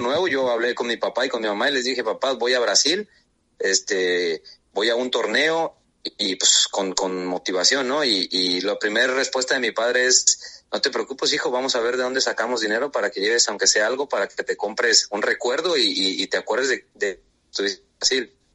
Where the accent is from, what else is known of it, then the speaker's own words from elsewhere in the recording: El Arenal, Jalisco, Mexico; moved away as an adult; also born or lived in Guadalajara, Jalisco; now in Guatemala; Tengo 30 años exactamente. Soy de un, me crié en un pueblo llamado El Arenal, Jalisco